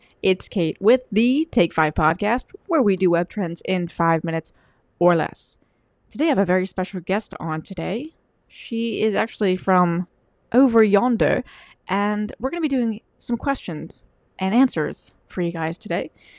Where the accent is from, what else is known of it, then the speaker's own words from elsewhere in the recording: Wales, United Kingdom; And I'm actually from England. I'm actually from Wales.